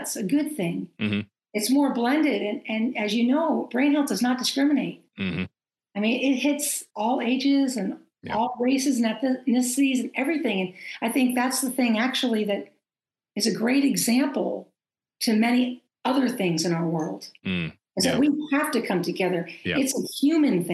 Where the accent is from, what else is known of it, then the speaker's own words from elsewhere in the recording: Maine, United States; moved away; I was coming home to Maine. I'm from Maine.